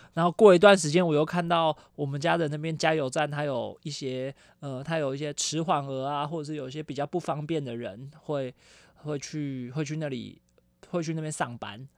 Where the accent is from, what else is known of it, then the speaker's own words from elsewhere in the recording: Taiwan; 我们台湾人